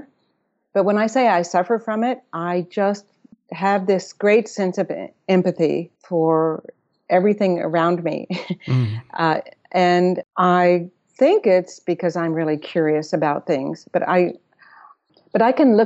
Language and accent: English; Austin, Texas, United States; moved away; also born or lived in Electra, Texas / New York; I was born in Electra, Texas, a little town, but I grew up in Austin